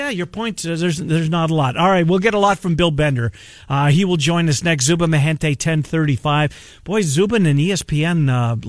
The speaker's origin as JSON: {"language": "English", "country": "Canada", "said": "and I can say that because I'm Canadian."}